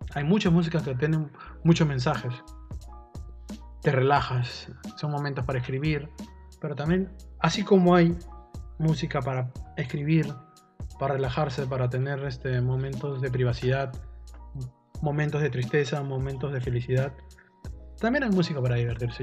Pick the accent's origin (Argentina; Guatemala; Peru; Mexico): Peru; nosotros somos peruanos